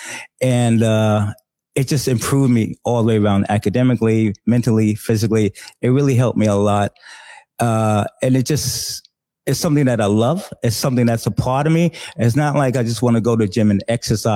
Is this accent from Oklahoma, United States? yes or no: no; New York City, New York, United States; I'm originally from New York City, born and raised.